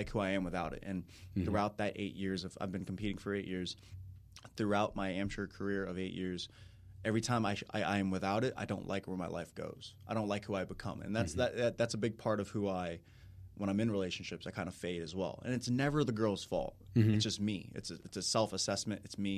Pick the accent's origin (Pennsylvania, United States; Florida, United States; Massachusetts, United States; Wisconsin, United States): Florida, United States; Tampa; I grew up in Tampa, Florida. I went to Lakeland for high school, Southeastern University, private Christian college.